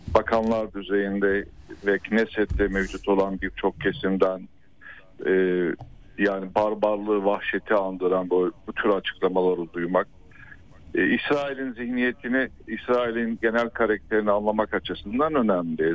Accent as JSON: {"language": "Turkish", "region": "Hatay", "country": "Turkey", "tie": "born or raised there", "said": "ben aslen Hataylı"}